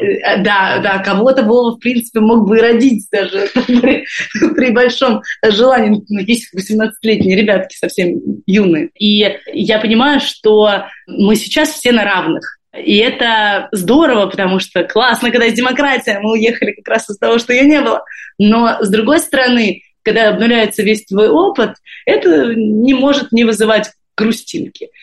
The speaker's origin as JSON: {"language": "Russian", "region": "Moscow", "country": "Russia", "also_born_or_lived": "Saint Petersburg", "moved": "as an adult", "lives_now": "Israel", "said": "я из э, Москвы, но последние 10 лет прожила в Петербурге"}